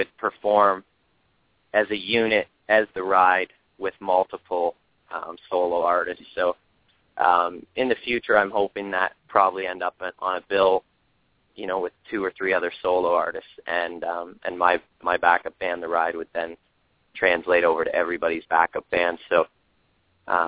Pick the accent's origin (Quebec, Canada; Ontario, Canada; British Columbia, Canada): Ontario, Canada; Toronto; moved away as an adult; now in Los Angeles, United States; so close to home, being Toronto